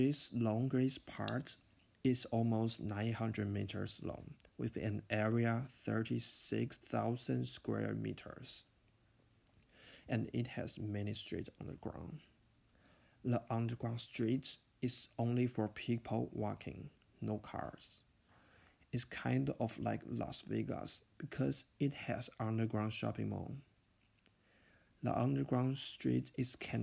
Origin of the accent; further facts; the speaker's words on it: Taiwan; English is a second language; now in Winnetka, United States; I'm from Taiwan. I have lived in the US for almost 2 years.